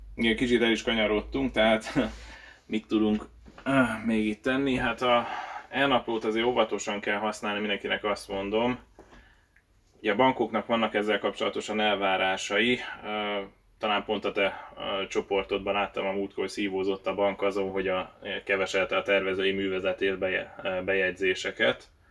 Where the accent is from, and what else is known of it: Hungary